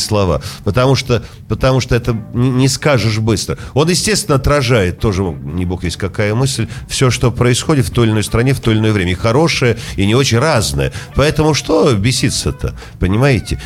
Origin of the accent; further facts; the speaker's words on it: Saint Petersburg, Russia; Поэтому петербуржец я, ленинградец, э, наверное, и то, и другое.